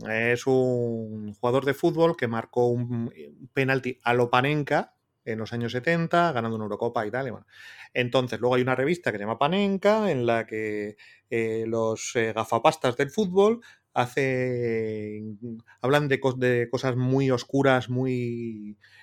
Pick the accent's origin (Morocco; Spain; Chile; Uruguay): Spain; Bilbao, Basque Country; siendo bilbaíno